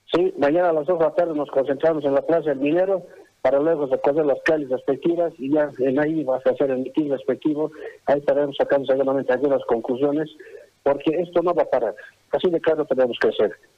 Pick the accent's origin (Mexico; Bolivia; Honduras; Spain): Bolivia; también somos bolivianos